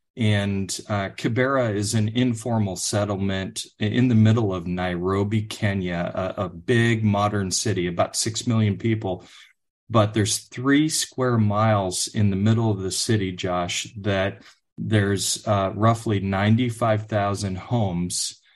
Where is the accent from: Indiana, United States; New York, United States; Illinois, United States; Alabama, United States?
Illinois, United States; outside Chicago; now in Texas, United States; I grew up outside Chicago in one of the northwest suburbs.